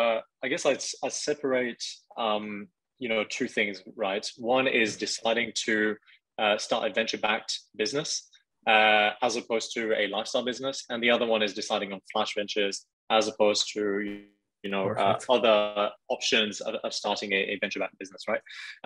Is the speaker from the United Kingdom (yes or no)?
no; China; also born or lived in France; I'm from France, but I actually grew up in Asia. I lived in mainland China for a number of years.